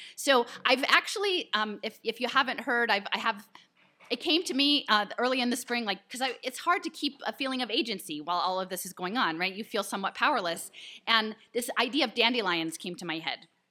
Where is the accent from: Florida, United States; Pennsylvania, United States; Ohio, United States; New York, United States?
Pennsylvania, United States; Philadelphia; I'm from Philadelphia